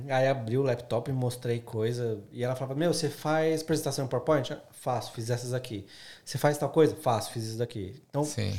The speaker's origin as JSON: {"language": "Portuguese", "region": "São Paulo", "country": "Brazil", "moved": "as an adult", "lives_now": "Australia", "said": "eu sou de São Paulo, o mercado publicitário em São Paulo ele é muito con concorrido"}